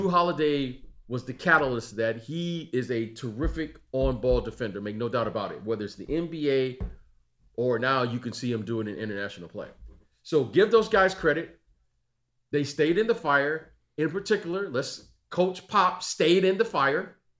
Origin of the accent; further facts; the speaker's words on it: Detroit, Michigan, United States; those guys I grew up with in Detroit